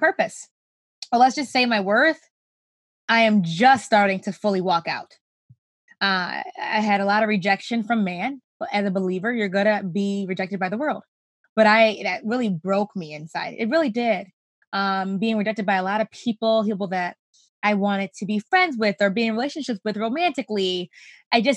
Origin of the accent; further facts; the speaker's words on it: Rochester, New York, United States; I grew up in Rochester, New York, still here with my family